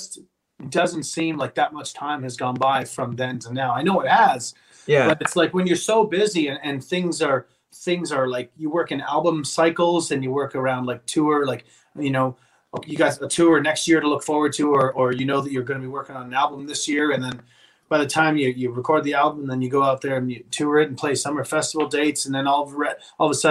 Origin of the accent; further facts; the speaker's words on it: Pembroke, Ontario, Canada; moved away as an adult; also born or lived in Kitchener-Waterloo, Ontario; I lived for 5 years after I moved away from Pembroke